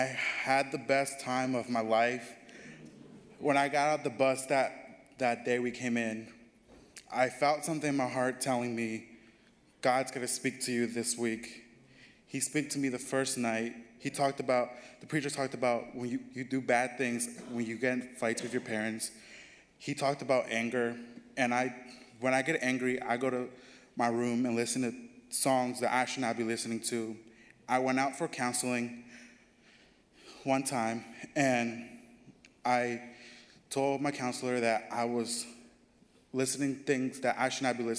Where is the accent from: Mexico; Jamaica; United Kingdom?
Mexico; now in United States; my home country, Mexico